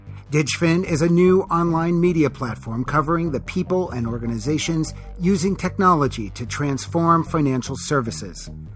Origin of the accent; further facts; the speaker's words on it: Detroit, Michigan, United States; I'm a city boy born and raised in South Detroit.